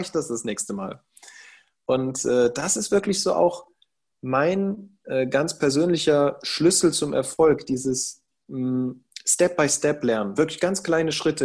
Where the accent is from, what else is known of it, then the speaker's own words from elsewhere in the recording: Cologne, North Rhine-Westphalia, Germany; ich bin Deutscher, ich bin hier äh, zur Welt gekommen, ich bin hier geboren, ich bin hier aufgewachsen